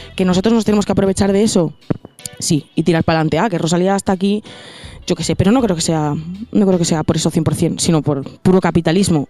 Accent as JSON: {"language": "Spanish", "region": "Cantabria", "country": "Spain", "moved": "as an adult", "lives_now": "Madrid, Spain", "said": "yo empecé en Cantabria, en un sitio en el que hay prácticamente muy poca escena"}